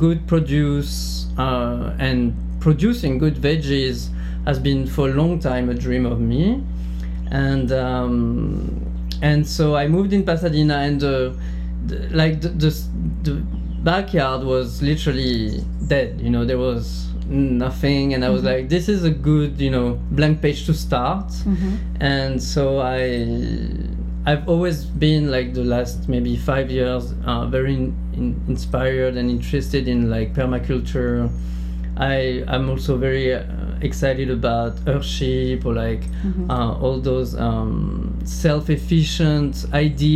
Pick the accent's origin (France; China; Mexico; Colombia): France; near Bordeaux, Médoc, Nouvelle-Aquitaine; English is a second language; moved away; I'm from Bordeaux. Mm-hmm. I mean, close to Bordeaux, a very small town in the countryside, exactly more like the beginning of the Médoc